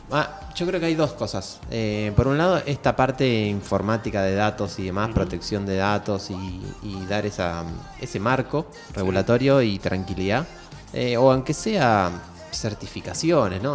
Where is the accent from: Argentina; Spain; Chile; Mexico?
Argentina; lo que nos formó como argentino